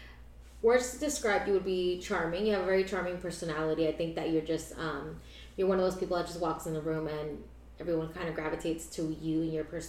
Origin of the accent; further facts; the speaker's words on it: Pahokee, Florida, United States; also born or lived in Orange, California / Palm Beach County, Florida; I was born in Orange, California, but I was raised, I'm basically a Floridian, I was raised in Pahokee, Florida